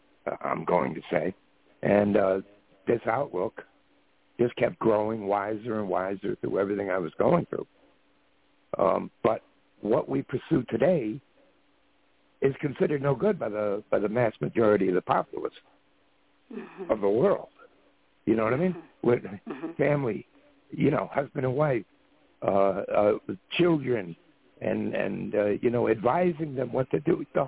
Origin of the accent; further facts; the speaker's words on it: Ireland; You know, even though I'm an Irishman